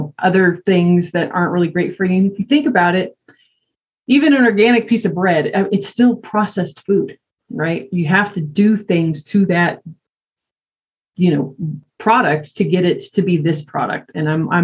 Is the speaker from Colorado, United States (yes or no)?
yes; Greeley, Colorado, United States; moved away; I grew up in Greeley